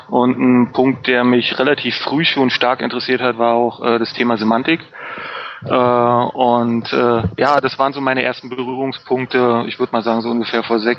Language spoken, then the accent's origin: German; Berlin, Germany; Berlin ich komme aus Berlin, ich lebe in Berlin und arbeite in Berlin.